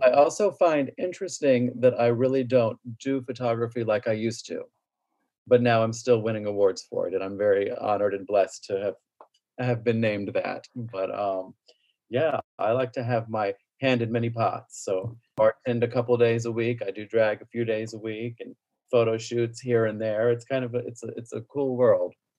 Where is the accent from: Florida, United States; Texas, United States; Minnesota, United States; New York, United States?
Florida, United States; Tavares; also born or lived in Winter Park, Florida; grew up in Lake County, Tiberias in particular